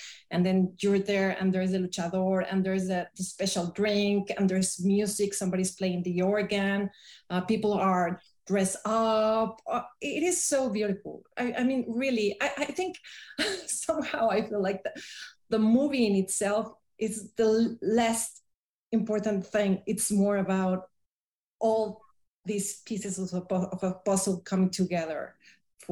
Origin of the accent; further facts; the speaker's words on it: Tepoztlán, Morelos, Mexico; I brought all the films to my hometown in Tepoztlán